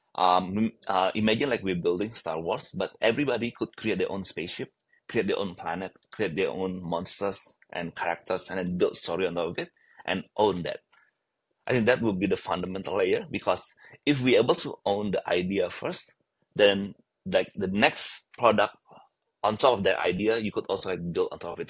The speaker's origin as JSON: {"language": "English", "region": "Bali", "country": "Indonesia", "tie": "born or raised there", "said": "I was born in Bali"}